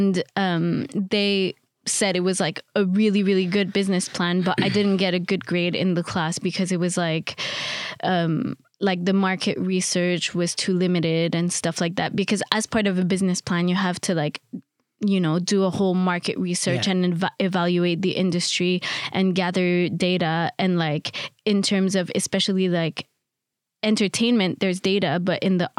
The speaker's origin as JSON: {"language": "English", "town": "Montreal", "region": "Quebec", "country": "Canada", "also_born_or_lived": "Paris", "moved": "as an adult", "lives_now": "London, United Kingdom", "said": "I'm originally from Montreal, Canada"}